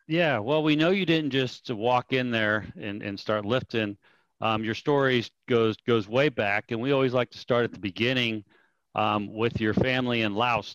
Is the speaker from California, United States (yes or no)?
yes; Sacramento, California, United States; that's my neck of the woods. I went to high school in Sacramento